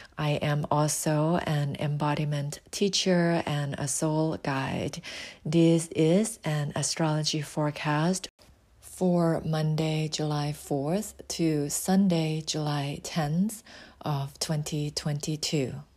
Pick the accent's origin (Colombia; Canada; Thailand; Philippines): Thailand; now in United States; I was born in Thailand and relocated to the U S